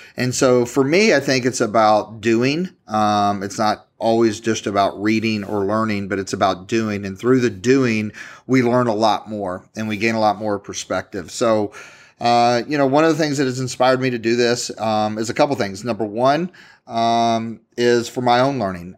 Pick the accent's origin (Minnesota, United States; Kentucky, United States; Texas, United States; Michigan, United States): Kentucky, United States; Louisville; I'm from Louisville, Kentucky